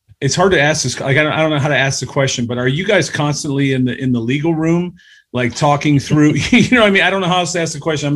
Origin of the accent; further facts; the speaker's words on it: Cleveland, Ohio, United States; We're from Cleveland